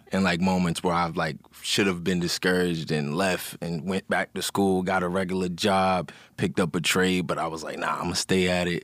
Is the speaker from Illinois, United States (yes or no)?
no; Montgomery County, Maryland, United States; I'm from Maryland